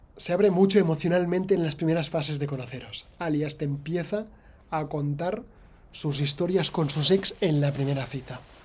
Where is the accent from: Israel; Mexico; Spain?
Spain; soy millennial eh, de España